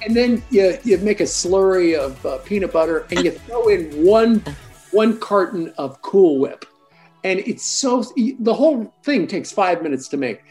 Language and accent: English; Canada; I grew up in Canada.